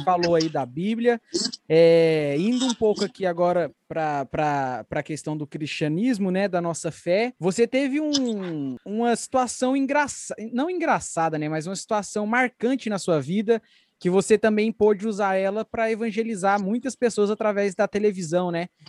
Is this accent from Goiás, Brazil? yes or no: yes; Goiânia, Goiás, Brazil; a gente é de Goiânia